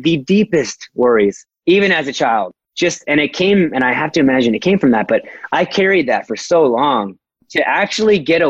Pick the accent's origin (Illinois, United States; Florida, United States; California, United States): California, United States; Fullerton; Fullerton, California, my hometown. I am very prideful of I was ASB president at Fullerton High School